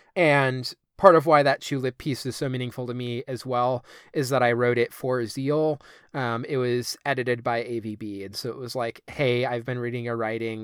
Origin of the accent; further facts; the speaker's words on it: United States; I'm this American at this Icelandic youth center